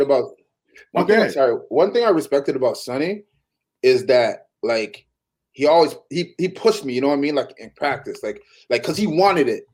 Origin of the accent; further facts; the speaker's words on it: Toronto, Ontario, Canada; I'm from I'm from Toronto